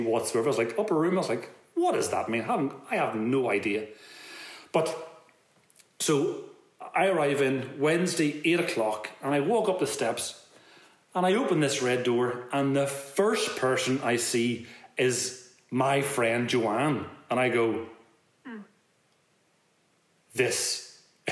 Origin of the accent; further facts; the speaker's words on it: Belfast, Northern Ireland, United Kingdom; I'm a guy from West Belfast